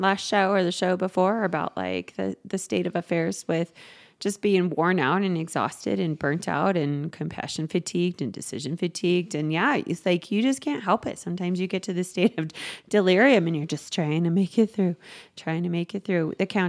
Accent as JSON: {"language": "English", "region": "the South", "country": "United States", "accent": "Southern", "said": "And then I did the beginning instructions with my Southern accent."}